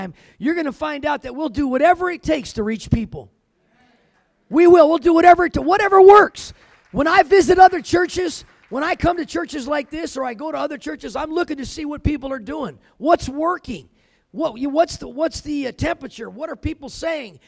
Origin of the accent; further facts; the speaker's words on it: California, United States; I grew up in California